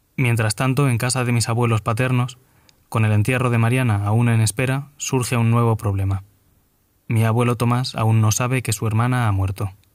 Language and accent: Spanish; Herencia, Castilla-La Mancha, Spain; now in Madrid, Spain; Estoy volviendo a Herencia, en la provincia de Ciudad Real. La última vez que estuve en mi pueblo fue el 19 de febrero